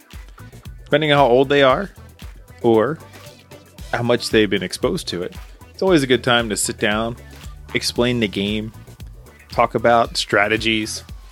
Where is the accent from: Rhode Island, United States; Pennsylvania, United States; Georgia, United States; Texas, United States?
Pennsylvania, United States; Philadelphia; I've been since I've been 10 years old, growing up around the Philadelphia area.